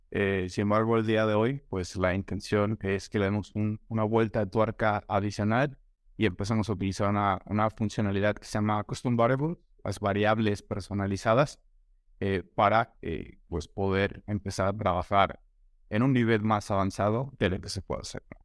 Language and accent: Spanish; Mexico; soy de México, he vivido acá toda mi vida